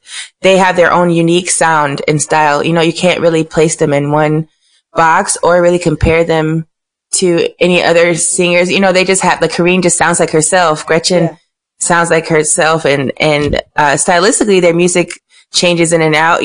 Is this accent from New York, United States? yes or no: no; Miami, Florida, United States; I'm from Miami.